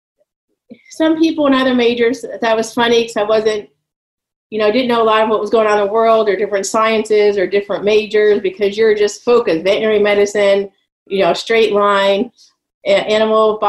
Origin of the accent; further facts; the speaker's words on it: Wilkes-Barre, Pennsylvania, United States; moved away as an adult; I grew up in Wilkes-Barre, Pennsylvania, a small town on the northeastern part of the state